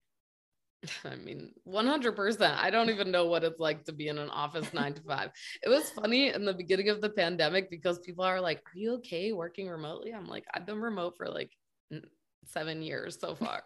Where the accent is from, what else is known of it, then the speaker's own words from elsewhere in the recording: United States; also born or lived in Qatar; I'm American.